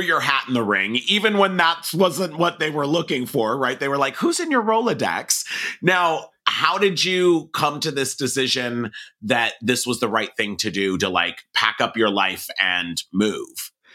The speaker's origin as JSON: {"language": "English", "town": "Los Angeles", "region": "California", "country": "United States", "tie": "born or raised there", "said": "I grew up in Hollywood in the entertainment business"}